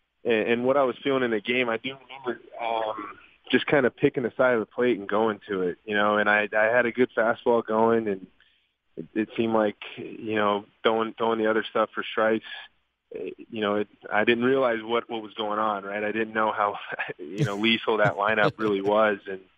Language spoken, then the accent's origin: English; Southwest, United States; I was raised in the Southwest and, my baseball career in the major league started kind of right around there